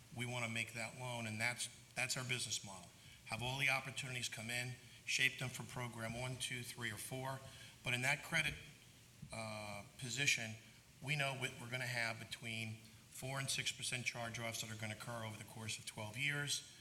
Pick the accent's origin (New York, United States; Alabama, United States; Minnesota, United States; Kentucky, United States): New York, United States; New York City; I am from Brooklyn